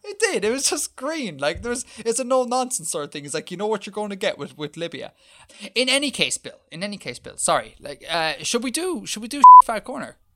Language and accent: English; Ireland